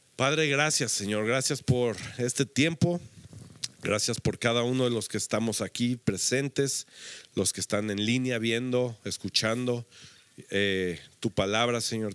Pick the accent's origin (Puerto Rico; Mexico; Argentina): Mexico; nosotros creo que como mexicanos, había, aquí habemos varias naciones representadas, pero estamos en México